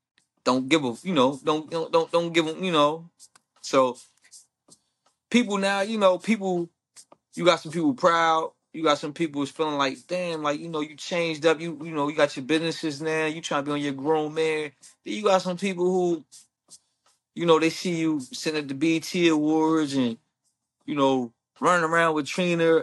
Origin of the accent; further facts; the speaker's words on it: Pittsburgh, Pennsylvania, United States; also born or lived in Harrisburg, Pennsylvania; on the north side is where I grew up mostly